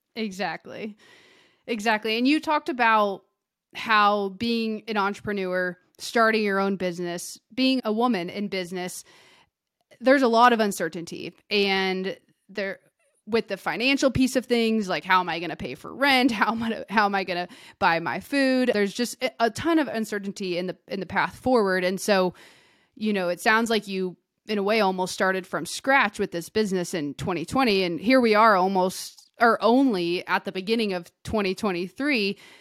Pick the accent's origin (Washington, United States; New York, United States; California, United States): California, United States; outside of Sacramento; now in Bend, United States; I grew up outside of Sacramento